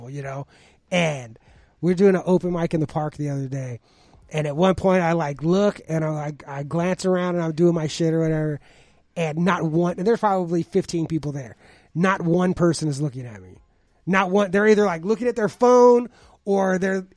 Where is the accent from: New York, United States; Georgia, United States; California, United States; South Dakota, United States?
California, United States; Los Angeles; I'm from Los Angeles.